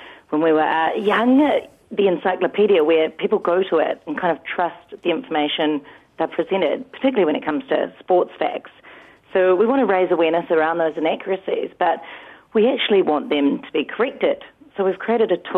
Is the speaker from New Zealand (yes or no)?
yes; New Zealand; as a Kiwi